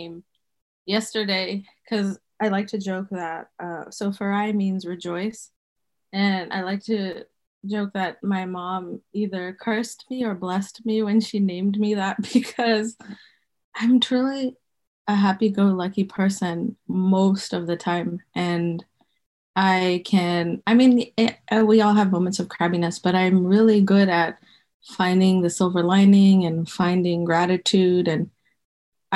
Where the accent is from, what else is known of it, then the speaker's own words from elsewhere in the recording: Botswana; moved away as an adult; now in United States; I grew up in Botswana